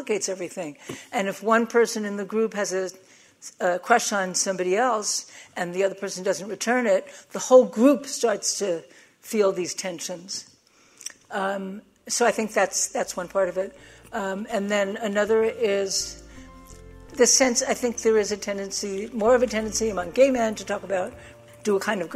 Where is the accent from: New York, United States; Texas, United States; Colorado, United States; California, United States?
New York, United States; I'm from New York